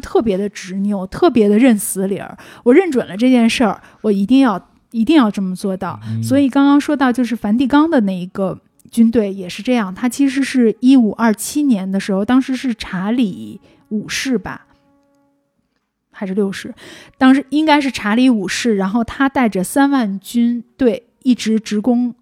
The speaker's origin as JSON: {"language": "Chinese", "region": "Beijing", "country": "China", "tie": "born or raised there", "said": "我的家乡、我的城市空气不好"}